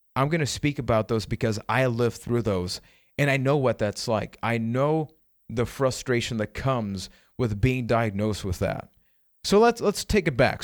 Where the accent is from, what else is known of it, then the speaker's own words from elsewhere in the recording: Puerto Rico; I am from Puerto Rico.